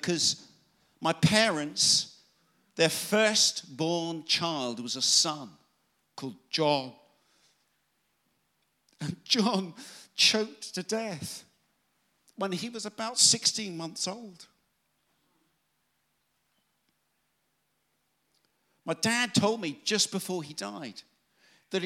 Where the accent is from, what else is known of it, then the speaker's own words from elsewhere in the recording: Exeter, South West England, United Kingdom; I come from Exeter in Devon